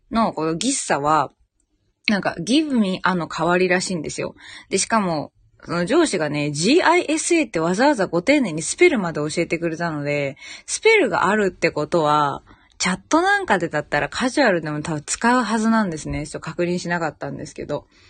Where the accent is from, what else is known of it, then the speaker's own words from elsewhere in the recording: Saitama, Japan; moved away as an adult; now in Cairns, Australia; 埼玉県民